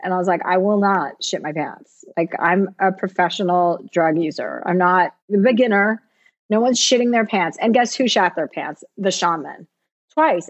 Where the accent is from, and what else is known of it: New Jersey, United States; now in California, United States